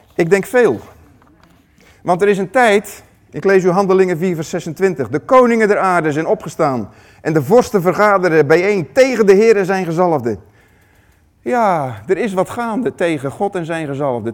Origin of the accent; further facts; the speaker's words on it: Netherlands; hoe wij als Nederlanders zijn